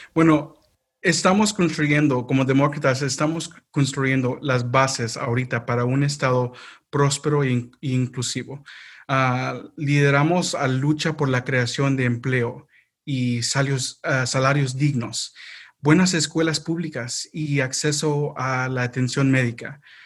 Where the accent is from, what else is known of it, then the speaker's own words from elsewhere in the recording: North Carolina, United States; yo ah, no nací aquí en Carolina del Norte, pero sí viví toda mi vida aquí en, este estado